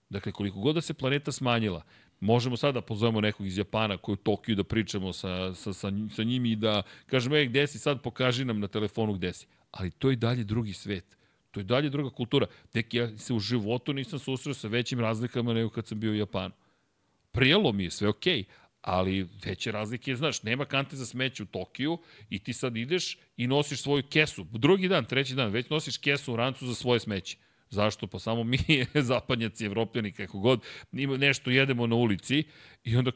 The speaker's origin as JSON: {"language": "Croatian", "country": "Serbia", "said": "Dakle, mi dolazimo iz Srbije, sa Balkana."}